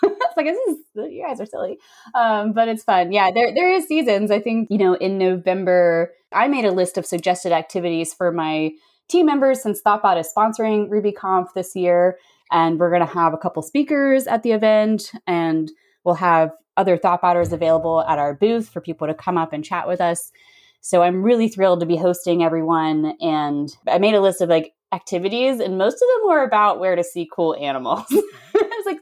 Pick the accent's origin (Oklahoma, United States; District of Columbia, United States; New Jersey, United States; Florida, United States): District of Columbia, United States; Washington; moved away as an adult; now in San Diego, United States; I was from Washington, D.C.